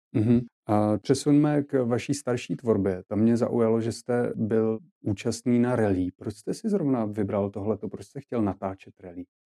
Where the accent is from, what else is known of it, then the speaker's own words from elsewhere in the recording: Czechia; jako Češi